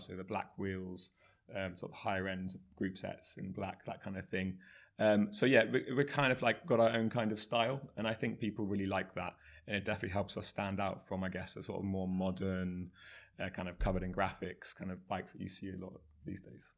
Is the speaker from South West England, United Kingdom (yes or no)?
yes; Somerset, South West England, United Kingdom; also born or lived in Bristol; I grew up in Somerset, uh, riding mountain bikes, B M Xs, um, all through my teenage years